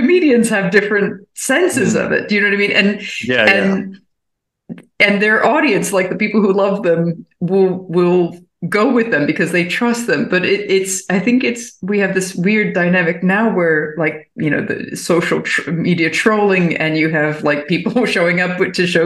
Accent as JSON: {"language": "English", "town": "Baltimore", "region": "Maryland", "country": "United States", "moved": "yes", "lives_now": "Berlin, Germany", "said": "I'm from Baltimore originally"}